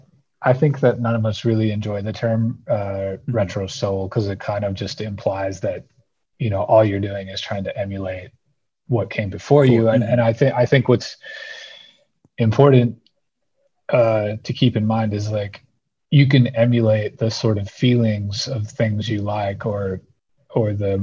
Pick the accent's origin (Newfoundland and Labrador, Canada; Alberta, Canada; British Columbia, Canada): British Columbia, Canada; southeastern; also born or lived in New Orleans / Birmingham, Alabama; now in Montana, United States; I grew up in a remote part of British Columbia, southeastern British Columbia, right above the northwestern corner of Montana, which is where I actually live now.